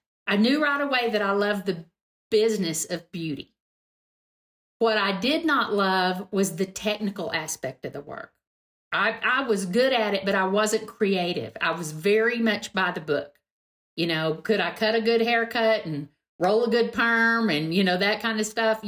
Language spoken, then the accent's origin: English; Texas, United States; I'm from Texas